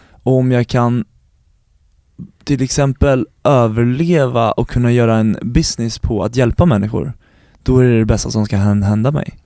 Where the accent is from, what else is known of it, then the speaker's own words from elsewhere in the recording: Stora Sundby, Södermanland, Sweden; Jag är uppvuxen utanför Eskilstuna, i Stora Sundby heter det